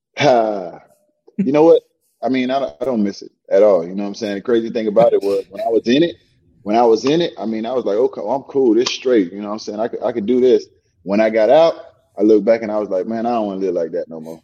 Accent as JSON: {"language": "English", "town": "Miami", "region": "Florida", "country": "United States", "tie": "born or raised there", "said": "I'm from Miami and born and raised here"}